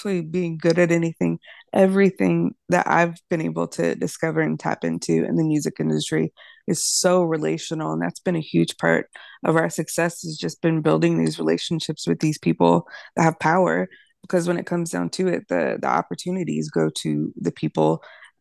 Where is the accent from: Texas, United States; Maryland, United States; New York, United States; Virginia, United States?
Virginia, United States; moved away as an adult; now in Nashville, United States; I'm from Virginia